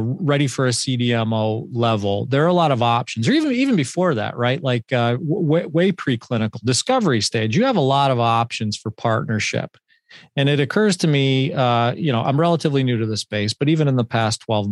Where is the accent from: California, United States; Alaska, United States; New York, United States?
New York, United States; Buffalo; I grew up in Buffalo